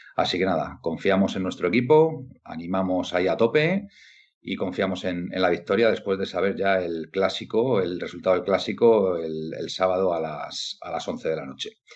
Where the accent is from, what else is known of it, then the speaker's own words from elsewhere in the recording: Galicia, Spain; mi tierra galega